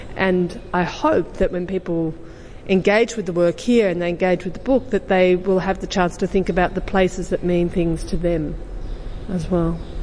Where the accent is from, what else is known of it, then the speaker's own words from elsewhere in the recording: Western District, Victoria, Australia; I was born in the Western District